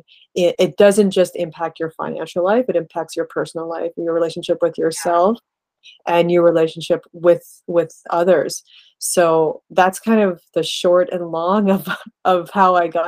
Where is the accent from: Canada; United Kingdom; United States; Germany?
Canada; my parents are from India. I was born in Canada, and always sort of straddling those two cultures.